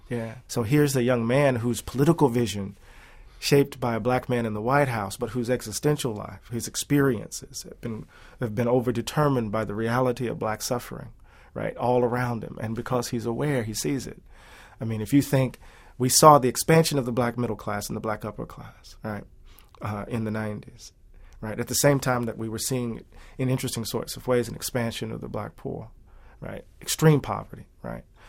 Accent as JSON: {"language": "English", "town": "Moss Point", "region": "Mississippi", "country": "United States", "tie": "born or raised there", "also_born_or_lived": "Atlanta, Georgia", "moved": "as an adult", "said": "growing up in Mississippi, when my dad was hired at the post office"}